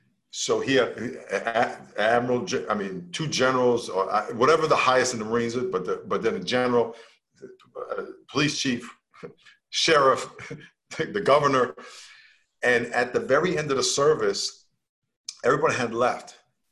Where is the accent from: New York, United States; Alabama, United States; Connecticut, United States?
New York, United States; I live on the West Coast, even though I'm from New York.